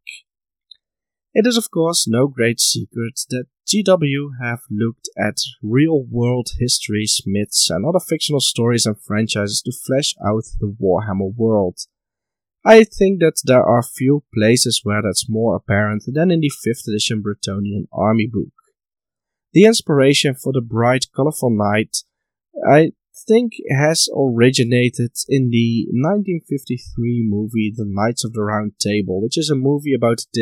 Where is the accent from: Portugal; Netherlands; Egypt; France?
Netherlands; my home country of the Netherlands